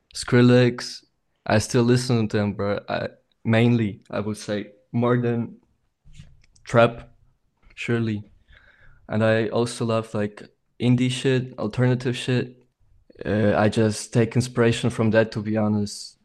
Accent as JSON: {"language": "English", "town": "Aachen", "region": "North Rhine-Westphalia", "country": "Germany", "said": "I'm from Germany, Aachen. It's like a small city next to Cologne."}